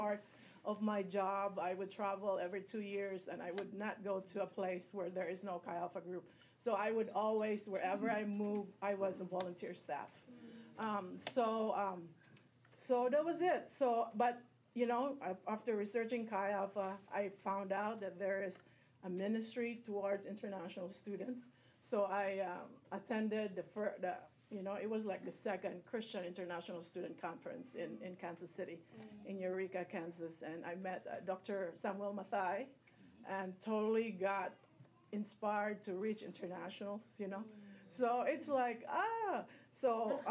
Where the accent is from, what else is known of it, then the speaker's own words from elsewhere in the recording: Philippines; moved away; I'm originally from the Philippines